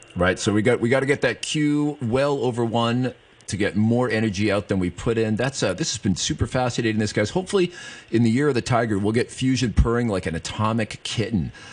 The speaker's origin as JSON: {"language": "English", "country": "Canada", "said": "I'm Canadian"}